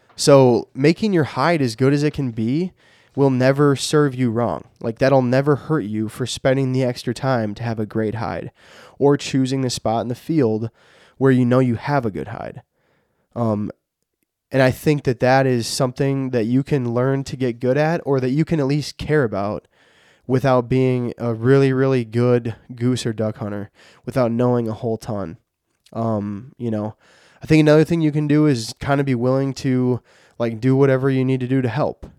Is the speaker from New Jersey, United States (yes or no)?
no; Minnesota, United States; I'm from Minnesota